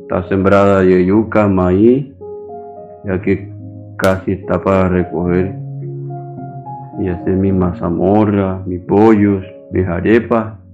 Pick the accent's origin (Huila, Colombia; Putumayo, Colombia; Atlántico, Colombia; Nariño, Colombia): Atlántico, Colombia; Santo Tomás; tengo 78 años, soy de Santo Tomás Atlántico, pero mi parcela la tengo en Olubito, una vereda.